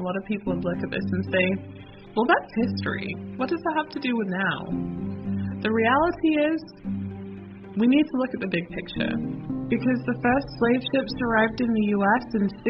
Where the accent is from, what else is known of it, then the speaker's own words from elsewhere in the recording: London, United Kingdom; also born or lived in United States; My family is from Jamaica on both sides. I was born in London, and I grew up between the U.S. and the U.K.